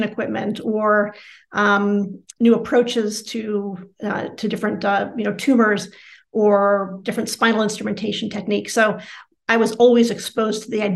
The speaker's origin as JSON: {"language": "English", "town": "Cleveland", "region": "Ohio", "country": "United States", "tie": "born or raised there", "said": "growing up in Cleveland as my father was a surgeon"}